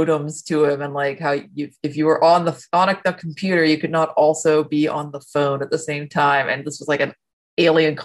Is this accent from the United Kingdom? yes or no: no; Ohio, United States; I grew up mostly in Ohio